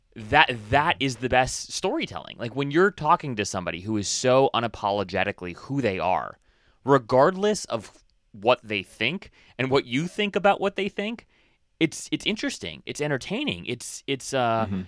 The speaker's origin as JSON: {"language": "English", "region": "Hawaii", "country": "United States", "tie": "born or raised there", "said": "I was born and raised in Hawaii"}